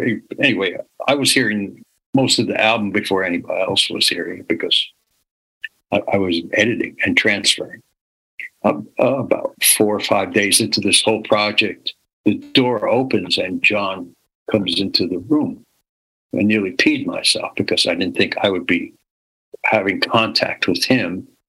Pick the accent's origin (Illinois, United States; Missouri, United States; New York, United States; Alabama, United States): New York, United States; New York City; I'm born and raised in New York City.